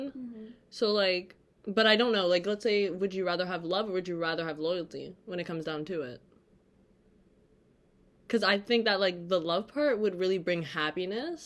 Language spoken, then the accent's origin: English; Toronto, Ontario, Canada; moved away as an adult; now in Boston, United States; I'm from Toronto, Canada, but I recently moved to Boston for school